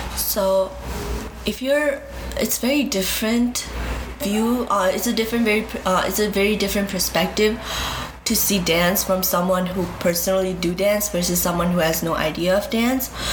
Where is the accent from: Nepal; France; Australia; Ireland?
Nepal; now in Chicago, United States; I am from Nepal, but my parents were from Bhutan, and they came back to Nepal.